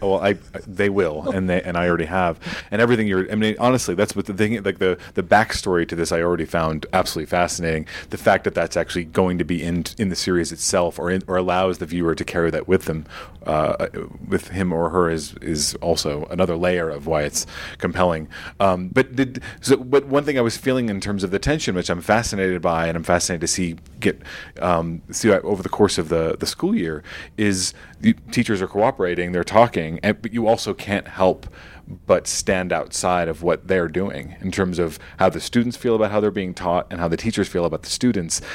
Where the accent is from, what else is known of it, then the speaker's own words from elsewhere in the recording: New York, United States; my own experience growing up in New York